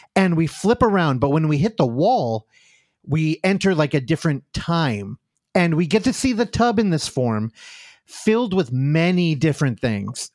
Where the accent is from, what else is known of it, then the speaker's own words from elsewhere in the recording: United States; as an American